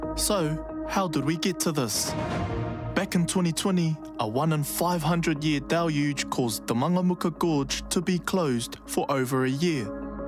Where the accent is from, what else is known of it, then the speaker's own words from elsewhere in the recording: Kaitaia, Northland, New Zealand; moved away; I grew up in Kaitaia